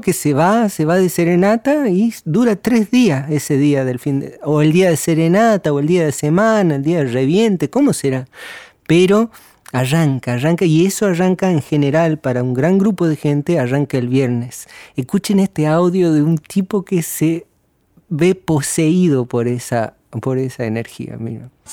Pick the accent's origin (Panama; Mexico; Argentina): Argentina; Tucumán; soy tucumano